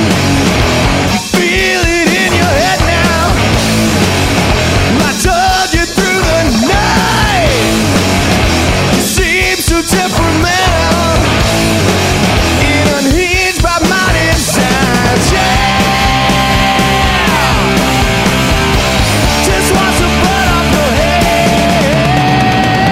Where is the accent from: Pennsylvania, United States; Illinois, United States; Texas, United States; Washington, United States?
Washington, United States; Seattle; growing up in the Seattle area when the music scene was going on